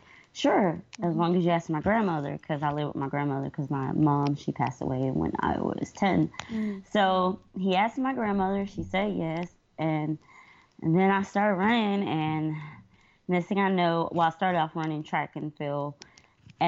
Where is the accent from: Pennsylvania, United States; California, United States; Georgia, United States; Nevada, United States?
Georgia, United States; Atlanta; now in Columbia, United States; I'm originally from Atlanta, Georgia